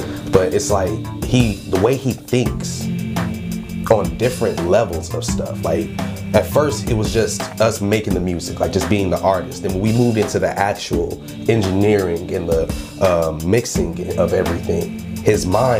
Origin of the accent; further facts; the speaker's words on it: Cleveland, Ohio, United States; I'm a producer, rapper, engineer. I'm from Cleveland, of course, obviously.